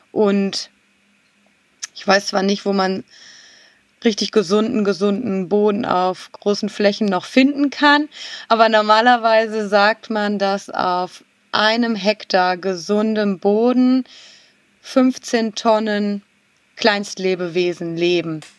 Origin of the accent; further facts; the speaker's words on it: Kranenburg, North Rhine-Westphalia, Germany; weil ich gerade die Ehre habe und meinen Heimat, Ort komplett umzugestalten mit dem großen Thema grüne Gartenstadt Kranenburg